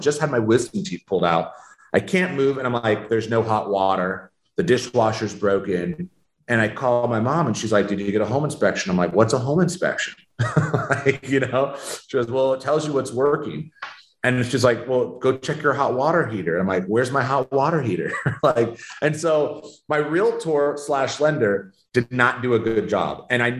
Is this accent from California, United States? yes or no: yes; Sacramento, California, United States; Sacramento, California.